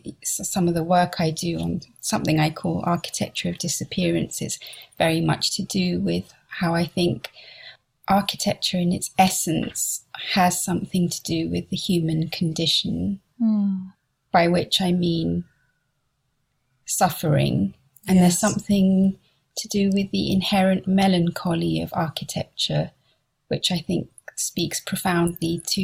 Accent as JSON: {"language": "English", "town": "Liverpool", "region": "North West England", "country": "United Kingdom", "tie": "born or raised there", "also_born_or_lived": "Benghazi, Libya", "said": "So I grew up in Liverpool. And then when I was about one, my parents moved to Libya."}